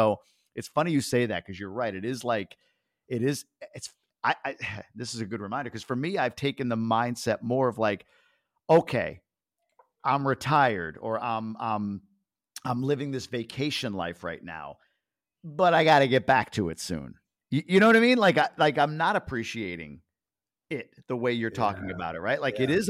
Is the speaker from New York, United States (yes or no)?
yes; New York, United States; also born or lived in Boston / Michigan; now in Dominican Republic; So now in the Dominican Republic, I moved around in the U.S., New York, Boston, Michigan, but now in the DR.